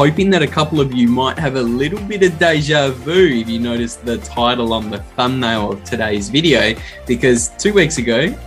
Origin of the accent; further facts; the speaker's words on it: Australia; As an Australian bogan